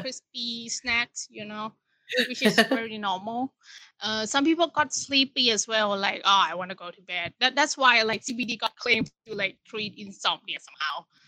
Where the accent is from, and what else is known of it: Thailand; born or raised there; now in Bangkok, Thailand